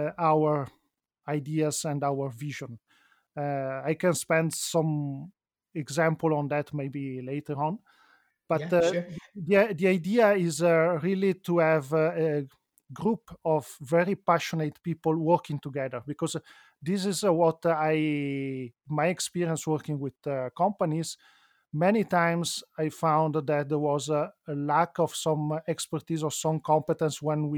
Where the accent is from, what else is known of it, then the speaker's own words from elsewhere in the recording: Milan, Lombardy, Italy; also born or lived in Venice; And despite I'm an Italian citizen, I was born in Venice, grew up in Milano, then I found that Switzerland in general and Ticino is a very nice place